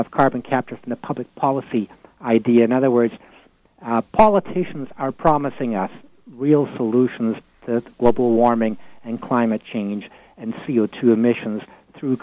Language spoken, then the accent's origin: English; Alberta, Canada; I come from Alberta and I cover the political scene here